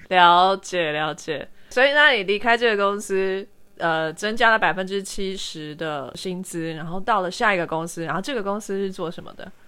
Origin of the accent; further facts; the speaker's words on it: Taiwan; 我是台湾人